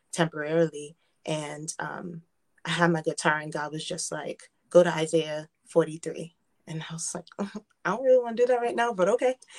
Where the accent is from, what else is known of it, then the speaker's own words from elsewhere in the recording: United States; I was born and raised in America, um, I feel like I was born and raised in Haiti.